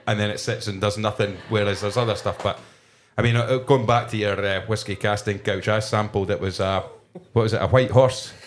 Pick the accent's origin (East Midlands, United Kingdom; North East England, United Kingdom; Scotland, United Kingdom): Scotland, United Kingdom; Kirkcaldy; we're in Edinburgh right now, but I'm originally from Kirkcaldy in Fife